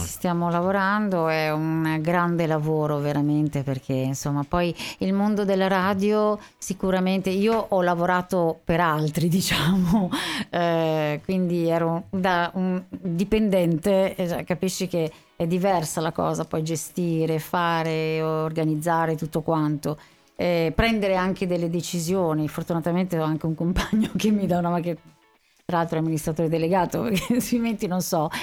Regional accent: Sanremo, Liguria, Italy; io sono nata a Sanremo. Mm. E mm, sono, studiato a Sanremo

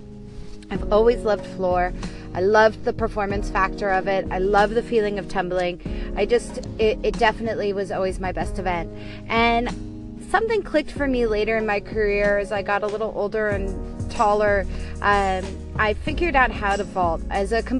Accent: Los Angeles, California, United States; moved away as an adult; also born or lived in Davis, California; now in New York City, United States; I grew up in Los Angeles, California

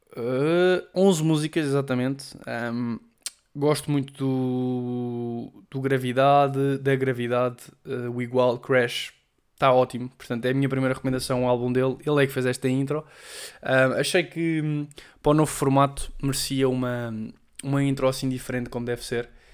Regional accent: Portugal; first language Portuguese; moved away as an adult; now in Madrid, Spain; falar a minha língua mãe

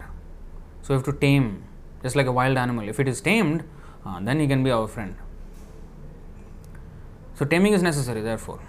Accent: India; in India, I come from India

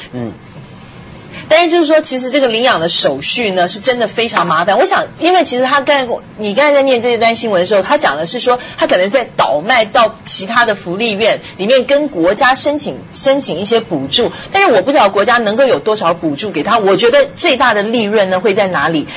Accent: Taiwan; moved away; 台湾呢，就是给小孩儿就， 我们就叫孤儿院

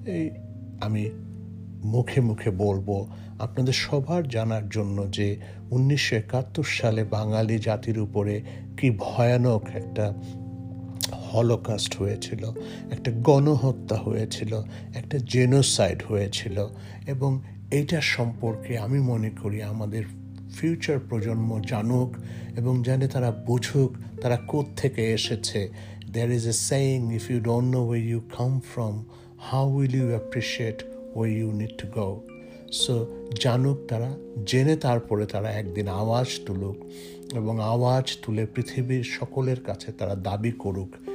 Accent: Bangladesh; আমার বয়স ছিল তখন দশ বছর মে মাসের পঁচিশ তারিখে আমি এগারো বছরে পদার্পণ করলাম এবং এই এগারো বছর বয়সে বাংলাদেশের স্বাধীনতা যুদ্ধটাকে আমি কিভাবে দেখেছি

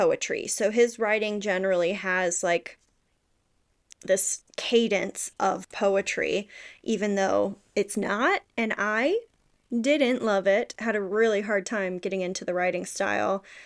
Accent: the South, United States; I grew up in the South

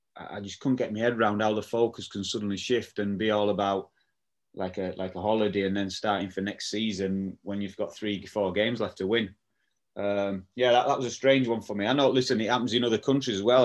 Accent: Barnsley, Yorkshire and the Humber, United Kingdom; born or raised there

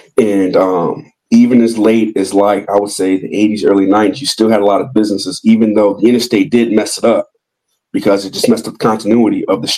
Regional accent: outside Chicago, Illinois, United States; moved away as an adult; now in Nashville, United States; As my sister would tell me, because all of my sisters were raised here except for me, is that you're a child of Nashville, even though you grew up outside Chicago.

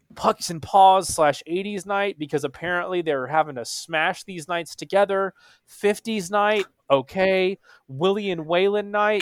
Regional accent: Texas, United States; I was born and raised in Texas

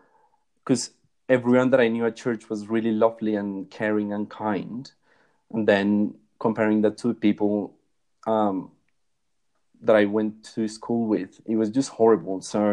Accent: Bogota, Colombia; So when anyone asks where I'm from, I just say that I'm from Bogota. Yeah, so I had a really pretty normal upbringing here in Colombia.

